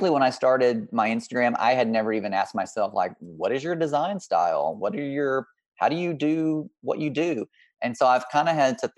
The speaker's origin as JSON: {"language": "English", "region": "Mississippi", "country": "United States", "tie": "born or raised there", "also_born_or_lived": "Texas", "moved": "yes", "lives_now": "Midwest, United States", "said": "I'm from Mississippi originally, so I'm influenced by, you know, growing up in the South"}